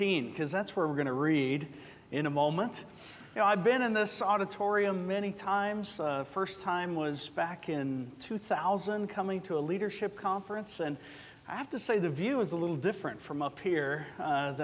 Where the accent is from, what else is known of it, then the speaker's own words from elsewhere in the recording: Georgia, United States; moved away as an adult; also born or lived in Arizona; now in Covina, United States; I'm also from Georgia